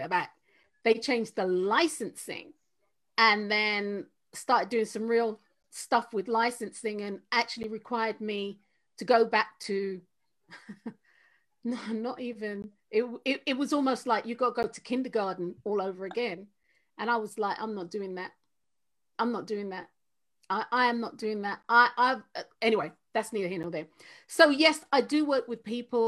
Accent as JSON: {"language": "English", "region": "London", "country": "United Kingdom", "moved": "yes", "said": "I'm from Tottenham. I'm from North London"}